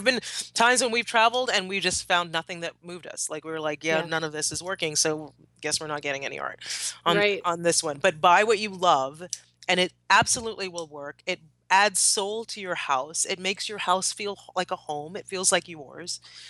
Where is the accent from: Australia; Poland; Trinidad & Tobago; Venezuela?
Trinidad & Tobago; but also because I'm from Trinidad, because my husband is English, it's sort of a necessity.